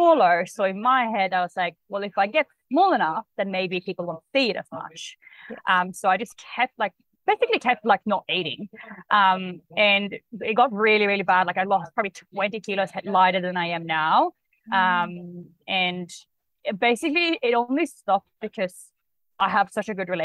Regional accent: Sweden; English is a second language; moved away as an adult; also born or lived in Australia; now in Bali, Indonesia; I am from Sweden, so that's why I have a bit of an accent, but I lived in Australia for about 8.5 years. Only just relocated to Bali

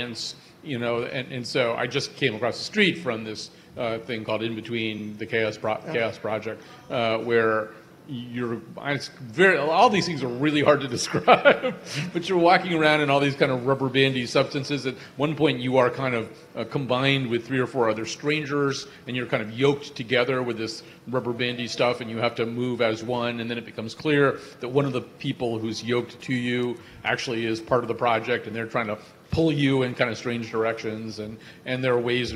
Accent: Connecticut, United States; I'm from Connecticut

